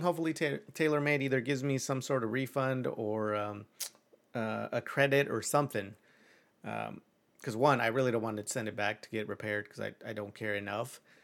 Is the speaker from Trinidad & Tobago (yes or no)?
no; Mexico; moved away; I'm, I'm like two hours from Mexico City